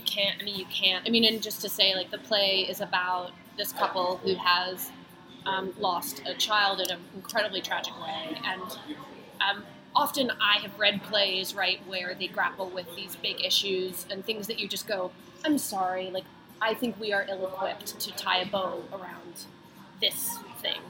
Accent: United States; I grew up outside of Washington D.C.

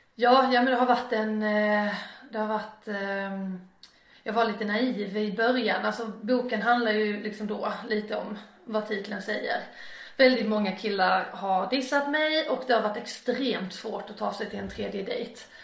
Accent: Torekov, Skåne, Sweden; also born or lived in Ängelholm / Båstad; now in Malmö, Sweden; Torekov eh, växte upp mina första år och det är på Bjärehalvön

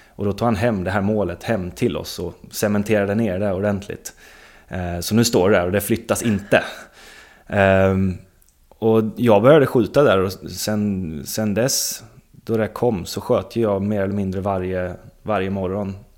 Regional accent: Linköping, Östergötland, Sweden; born or raised there; also born or lived in Stockholm

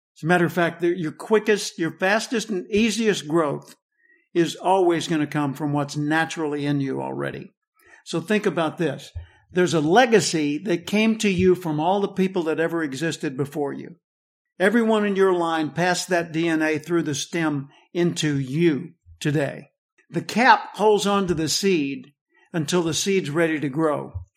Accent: Little Rock, Arkansas, United States; I grew up in the Metli-, Methodist church in Little Rock

